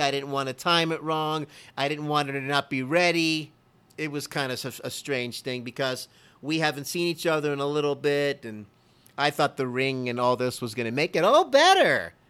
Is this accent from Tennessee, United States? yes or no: no; Miami, Florida, United States; I'm from Miami, Florida. I'm a Dolphin fan through and through.